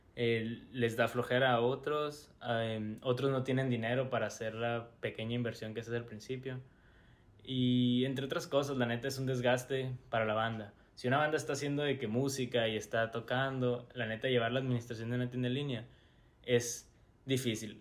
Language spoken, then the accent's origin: Spanish; Hermosillo, Sonora, Mexico; somos de Hermosillo